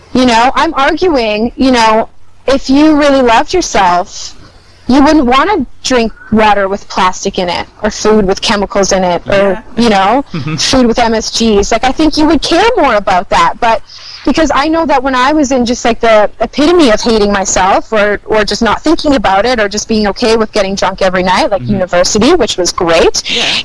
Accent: Winnipeg, Manitoba, Canada; moved away as an adult; now in Vancouver, Canada; I'm from Winnipeg

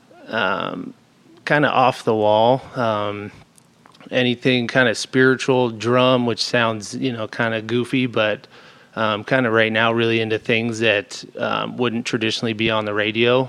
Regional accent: Post Falls, Idaho, United States; I grew up in Post Falls.

